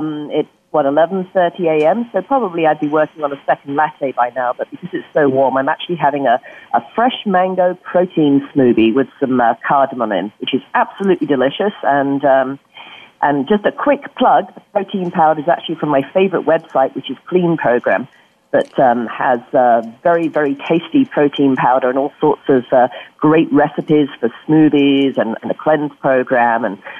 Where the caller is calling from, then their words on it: California, United States; Well, I'm calling in from the Bay Area